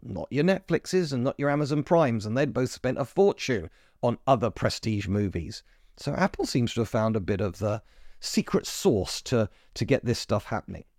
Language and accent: English; United Kingdom; As a British person